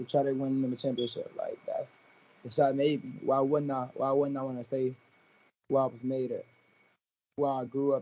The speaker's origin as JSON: {"language": "English", "town": "Chicago", "region": "Illinois", "country": "United States", "said": "I'm really from Chicago"}